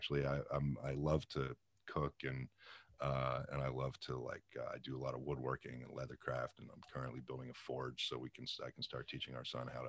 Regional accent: Pittsburgh, Pennsylvania, United States; Pittsburgh, Pennsylvania.

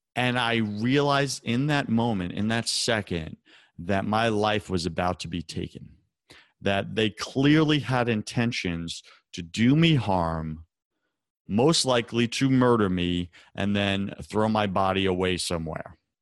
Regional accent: Long Island, New York, United States; moved away; I grew up on Long Island in a, you know, the suburbs

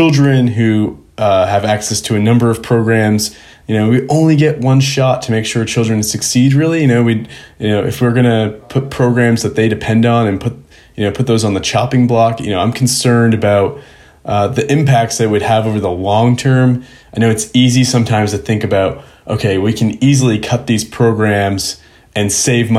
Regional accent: Biddeford, Maine, United States; I'm the first speaker from my hometown of Biddeford in Maine's 200-year history

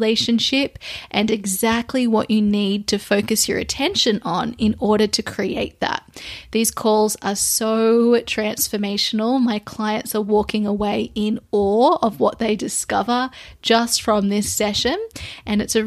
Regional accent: Sydney, New South Wales, Australia; also born or lived in London / Lisbon; I have recently arrived back into my hometown in Sydney, Australia

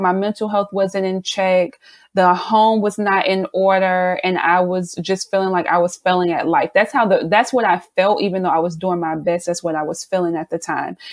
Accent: South Carolina, United States; now in Baltimore, United States; I'm originally from South Carolina, but me and my family currently reside in Baltimore

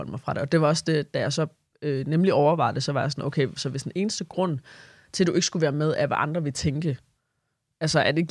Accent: Southern Denmark, Denmark; Uh, jeg er også Fynbo.

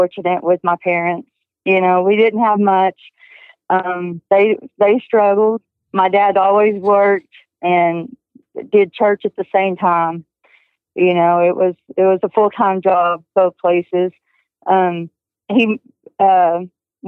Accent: Texas, United States; also born or lived in Kansas; I was born in Kansas. We moved to Texas when I was 6 years

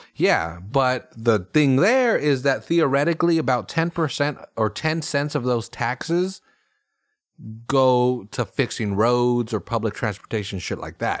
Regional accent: Salinas, California, United States; I grew up in Salinas where cops get in the way with committing crimes.

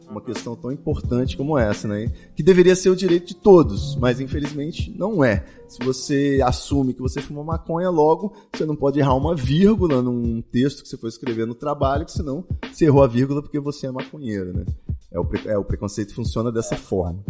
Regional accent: Espírito Santo, Brazil; moved away; also born or lived in São Paulo; saí do Espírito Santo, fui para São Paulo

